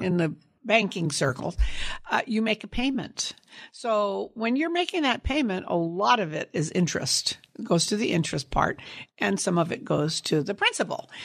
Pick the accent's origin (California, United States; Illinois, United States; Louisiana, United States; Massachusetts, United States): California, United States; Sunnyvale; also born or lived in San Jose, California; I grew up in Sunnyvale, California, on a apricot cherry and prune orchard